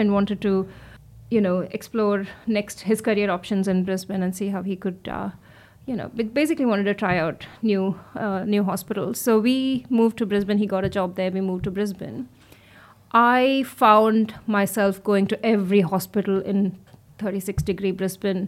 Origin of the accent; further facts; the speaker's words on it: India; moved away as an adult; also born or lived in Melbourne, Australia / Queensland, Australia; now in Australia; as a woman growing up in India